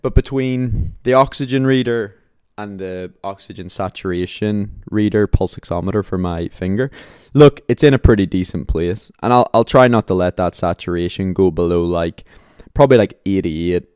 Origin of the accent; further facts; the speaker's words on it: Belfast, Northern Ireland, United Kingdom; my hometown, like Belfast